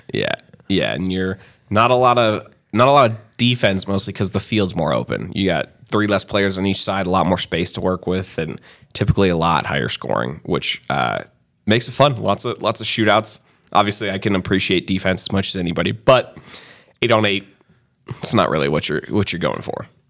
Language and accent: English; Bay Area, California, United States; moved away; growing up in the Bay Area